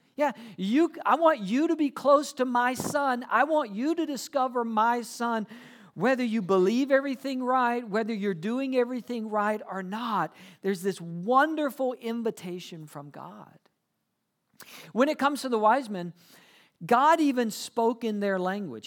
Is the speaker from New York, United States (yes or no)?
no; South Georgia, United States; moved away; I'm from South Georgia